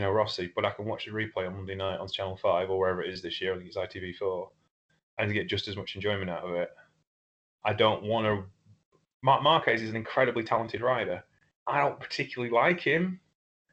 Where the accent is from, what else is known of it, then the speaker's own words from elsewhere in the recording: Lincolnshire, East Midlands, United Kingdom; I'm from Europe. I'm from Lincolnshire.